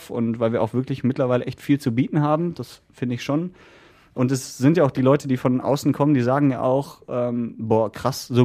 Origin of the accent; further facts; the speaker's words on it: Essen, North Rhine-Westphalia, Germany; Weil ich bin auf der Margaretenhöhe aufgewachsen und wohne da immer noch.